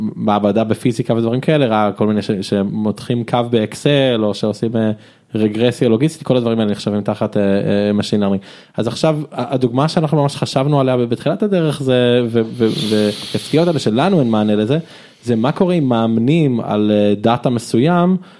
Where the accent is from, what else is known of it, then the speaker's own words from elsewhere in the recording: Israel; also born or lived in United States / Jerusalem; נולדתי בארצות הברית באמת, אתם יכולים לזהות לפי השם, בגיל חמש עליתי לארץ